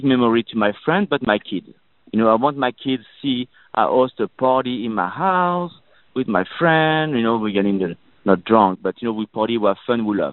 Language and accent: English; Burgundy, Bourgogne-Franche-Comté, France; English is a second language; now in Los Angeles, United States; So I'm from Burgundy